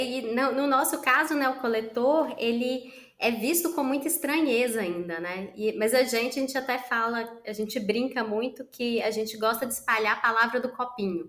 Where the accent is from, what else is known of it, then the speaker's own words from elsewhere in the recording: Minas Gerais, Brazil; Sou mineira, tenho 39 anos